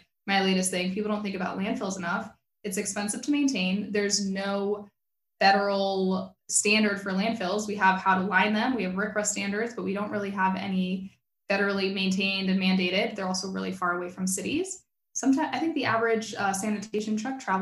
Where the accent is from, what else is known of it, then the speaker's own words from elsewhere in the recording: South Florida, United States; I grew up in South Florida